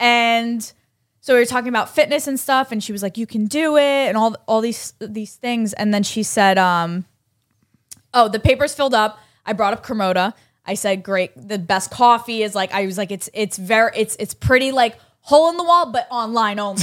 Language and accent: English; New York, United States; I'm from New York